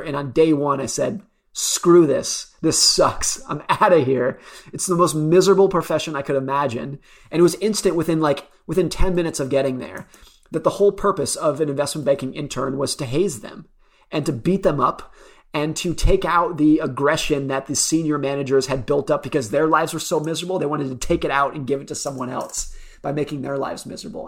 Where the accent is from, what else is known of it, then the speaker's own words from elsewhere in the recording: United States; I grew up around Lake Tahoe.